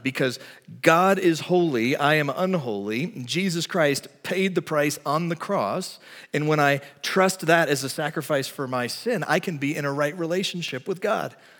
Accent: Texas, United States; moved away; I'm from Texas

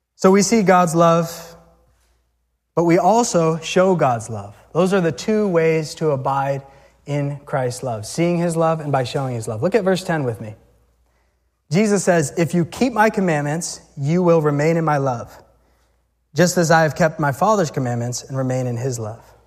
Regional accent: Massachusetts, United States; also born or lived in Natick, Massachusetts / Weymouth, Massachusetts; we grew up in Mass

